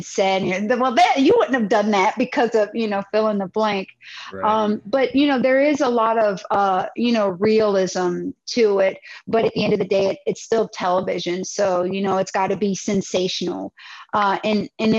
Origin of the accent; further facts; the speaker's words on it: Wooster, Ohio, United States; moved away as an adult; also born or lived in Virginia / Washington, DC metro area; now in Dallas, United States; I'm a Midwesterner. I come from Ohio. I'm originally from Worcester, Ohio.